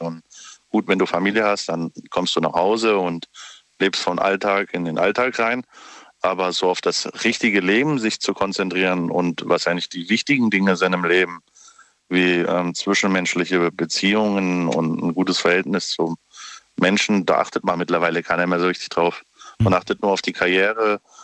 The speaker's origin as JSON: {"language": "German", "town": "Dietzenbach", "region": "Hesse", "country": "Germany", "said": "Ich komme aus, äh, nicht aus ähm, Stuttgart, sondern eher aus dem ähm, Frankfurter Raum"}